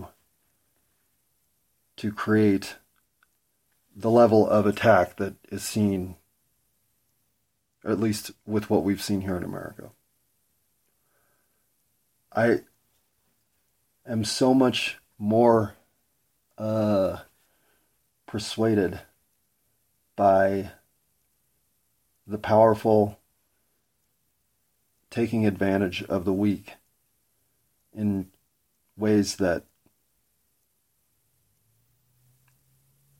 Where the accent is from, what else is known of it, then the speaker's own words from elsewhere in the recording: United States; as an American